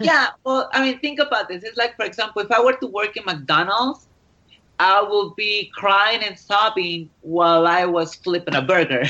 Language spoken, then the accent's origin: English; Mexico; I am Mexican